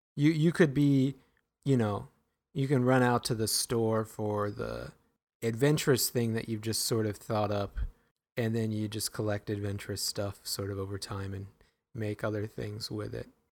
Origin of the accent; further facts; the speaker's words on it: Grinnell, Iowa, United States; growing up in Grinnell, it's not really rural.